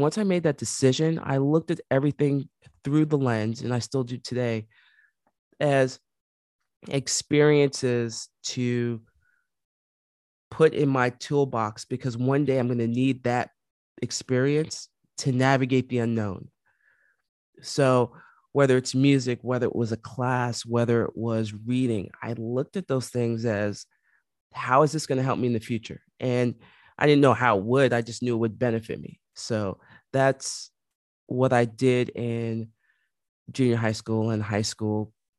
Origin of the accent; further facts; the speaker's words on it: New York City, New York, United States; growing up in the Bronx, um, born and raised